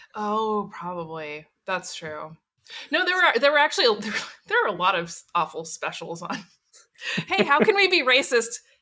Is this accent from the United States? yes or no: yes; Portland, Oregon, United States; I was born and raised in Portland, Oregon